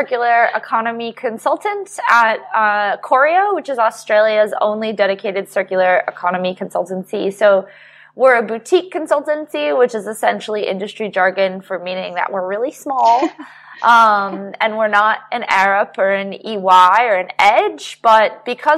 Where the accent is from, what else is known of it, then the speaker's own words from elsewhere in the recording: United States; moved away; also born or lived in New York; my home country, the United States